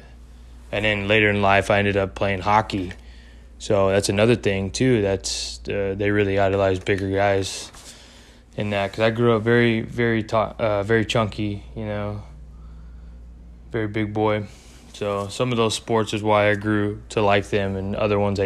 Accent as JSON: {"language": "English", "region": "Texas", "country": "United States", "said": "I am from Texas."}